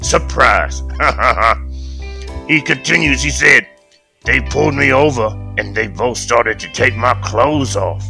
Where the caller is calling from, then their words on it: Kenya; Man, I'm calling from the homeland, nigga. I'm calling from Kenya.